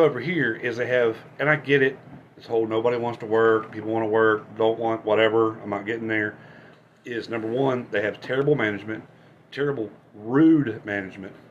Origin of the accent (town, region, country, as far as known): West Virginia, United States